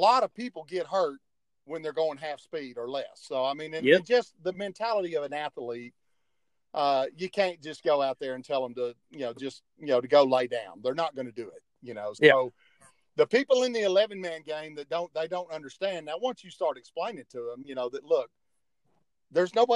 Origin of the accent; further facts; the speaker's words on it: Euless, Texas, United States; growing up in Euless, where I grew up